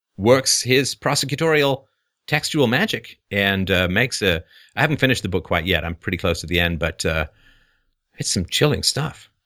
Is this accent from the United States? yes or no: no; Ireland; I'm Irish.